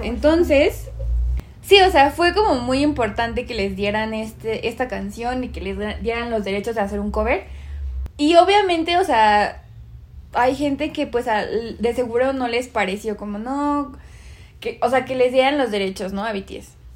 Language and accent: Spanish; Mexico; somos de México